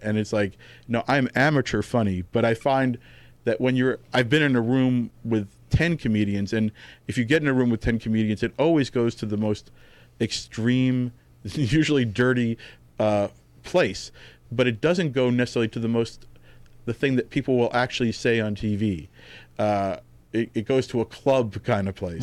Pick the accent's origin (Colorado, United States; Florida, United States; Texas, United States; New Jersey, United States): New Jersey, United States; Tenafly; moved away as an adult; also born or lived in New York; now in Los Angeles, United States; I grew up in New Jersey